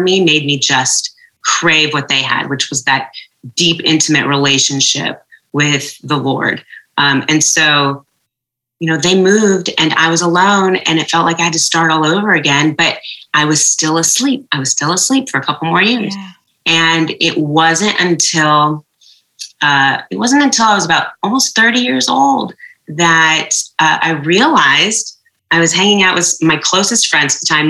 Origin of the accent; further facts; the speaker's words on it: just outside of Portland, Oregon, United States; also born or lived in Jordan; we grew up uh, primarily in Oregon, um, just outside of Portland.